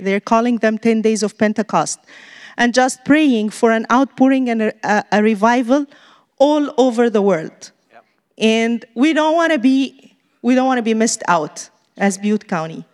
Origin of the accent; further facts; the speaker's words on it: Egypt; moved away; We're from Egypt, missionaries here